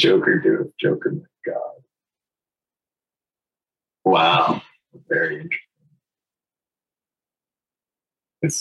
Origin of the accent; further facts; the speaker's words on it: New Hampshire, United States; I grew up in New Hampshire where we make snow forts during recess in the winter.